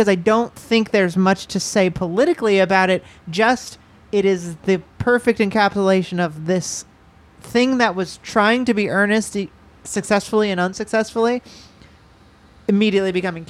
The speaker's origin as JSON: {"language": "English", "town": "Los Angeles", "region": "California", "country": "United States", "said": "What? I'm from California."}